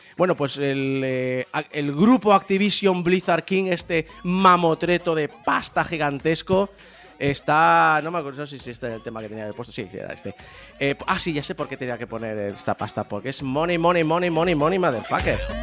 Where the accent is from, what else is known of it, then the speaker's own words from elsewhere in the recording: Spain; éramos 47 millones de españoles